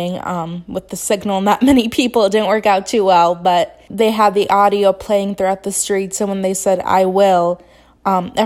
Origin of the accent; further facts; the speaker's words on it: United States; As an American